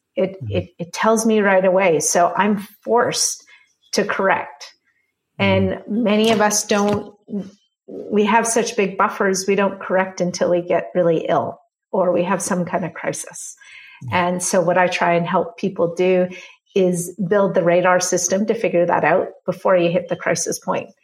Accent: Canada; I'm Canadian

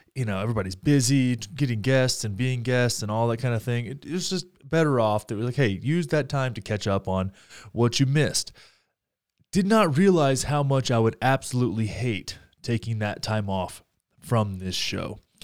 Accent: Graham, Texas, United States; now in Denver, United States; my hometown of Graham, Texas

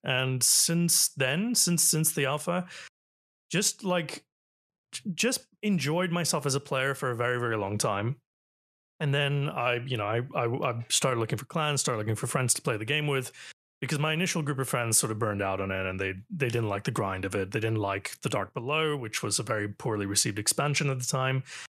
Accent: Toronto, Ontario, Canada; Canada. Toronto

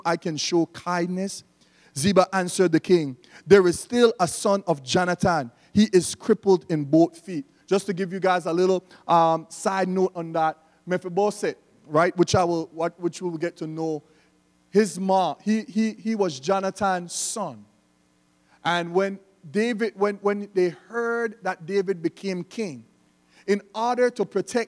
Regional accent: Belize; we don't pronounce the TH in Belize

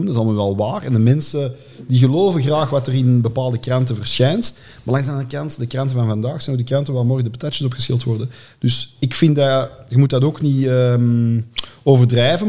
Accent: Antwerp, Flanders, Belgium; ik ben opgegroeid in Deuren-Zuid, onder de rand van Borgerhout

